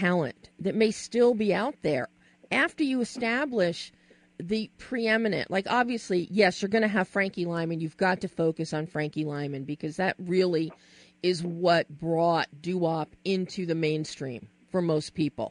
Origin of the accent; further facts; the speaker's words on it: Philadelphia, Pennsylvania, United States; moved away as an adult; now in Los Angeles, United States; growing up in Philly